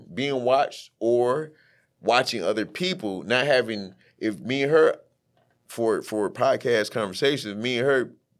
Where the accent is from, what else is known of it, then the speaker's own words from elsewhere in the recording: Detroit, Michigan, United States; Yeah, we're from Detroit.